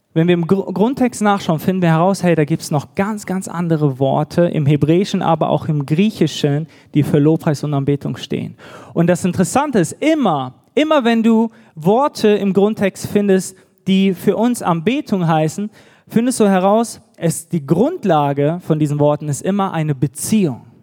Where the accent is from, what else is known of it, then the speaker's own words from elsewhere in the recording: Düsseldorf, North Rhine-Westphalia, Germany; moved away as an adult; also born or lived in Bad Gandersheim; now in Nuremberg, Germany; wir kommen ursprünglich aus Düsseldorf, auch eine große Stadt.